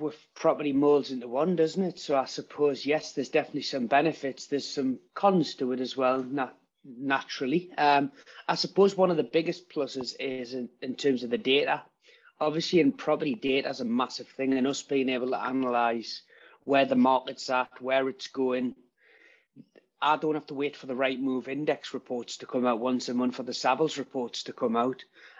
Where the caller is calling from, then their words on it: Newcastle, North East England, United Kingdom; I'm up in Newcastle. I'm currently in my estate agency office.